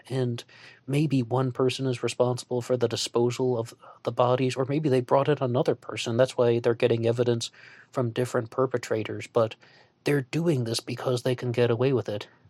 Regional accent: United States; as an American

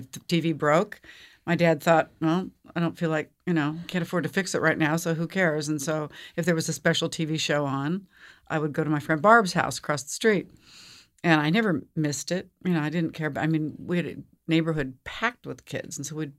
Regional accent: Seattle, Washington, United States; I was born in Seattle, Washington. Born and raised in Seattle.

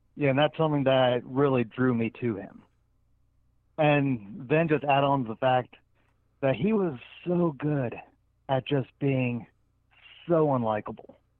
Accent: New Jersey, United States; I was born in Jersey

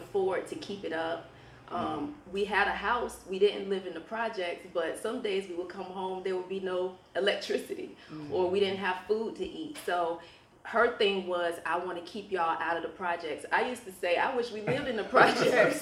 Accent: Norfolk, Virginia, United States; I grew up in Norfolk, Northview area, raised by a single mother

